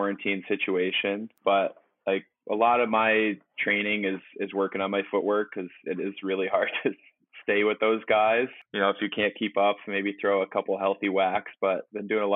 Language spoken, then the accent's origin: English; Ithaca, New York, United States; moved away as an adult; also born or lived in Durham, England; now in Seattle, United States; Ithaca, New York. So I grew up in upstate New York, go upstate.